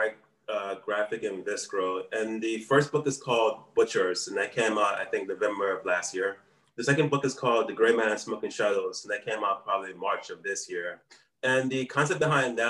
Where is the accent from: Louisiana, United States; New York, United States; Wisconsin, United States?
Louisiana, United States; New Orleans; now in Taipei, Taiwan; I'm originally from New Orleans, Louisiana.